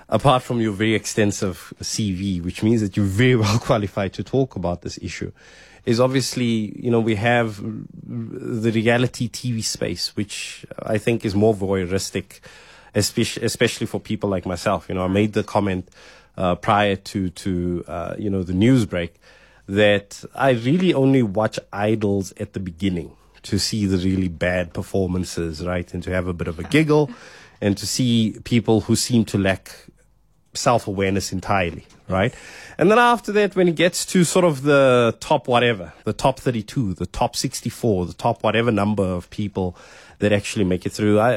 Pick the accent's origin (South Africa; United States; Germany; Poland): South Africa; some of them still having their roots in really ugly parts of being South African